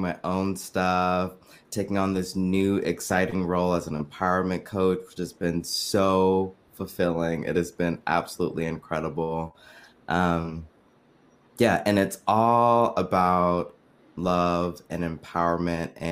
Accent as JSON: {"language": "English", "area": "San Francisco Bay Area", "region": "California", "country": "United States", "tie": "born or raised there", "also_born_or_lived": "New York", "said": "I am from the San Francisco Bay Area. That is also where I currently live. Grew up, born and raised"}